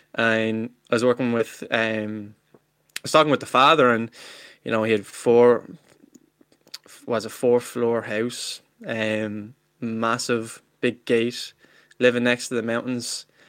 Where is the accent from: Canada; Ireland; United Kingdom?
Ireland; I'm Irish myself. I'm not like some of these Americans, you know, pretend to be Irish with their great, great, great grannies, but, um, yeah, I'm from, I'm from Ireland myself